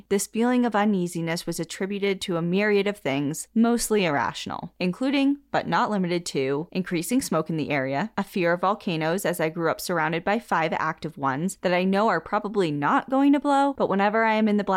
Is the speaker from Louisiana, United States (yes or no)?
no; Washington, United States; I flew back to my home state of Washington for a long overdue visit.